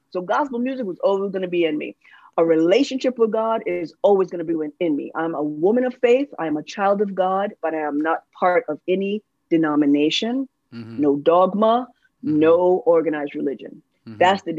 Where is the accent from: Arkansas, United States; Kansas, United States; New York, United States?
New York, United States; New York City; also born or lived in Los Angeles, California; now in Durham, United States; When I came to move here in North Carolina, I'm originally from the Bronx, the boogie down, lived in LA for a while, but I live in Durham, North Carolina now because of a family emergency. We had to move here.